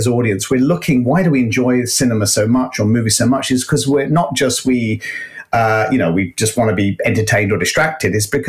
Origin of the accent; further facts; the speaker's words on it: United Kingdom; now in United States; We're in the US, and being a Brit, we have a huge issue with gun violence.